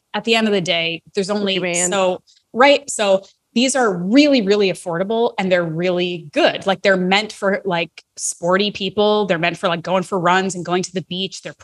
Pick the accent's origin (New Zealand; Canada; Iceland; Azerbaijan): Canada; as a Canadian who lives in Canada